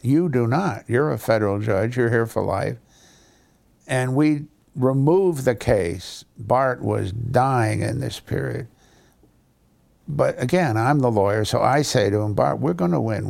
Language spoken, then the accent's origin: English; New Haven, Connecticut, United States; I understand a lot of bad Italian 'cause I grew up in New Haven